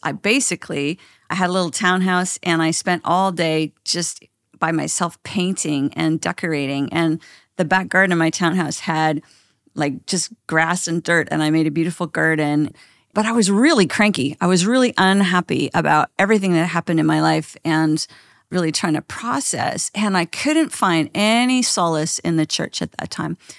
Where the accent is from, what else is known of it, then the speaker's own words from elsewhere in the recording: Canada; I'm Canadian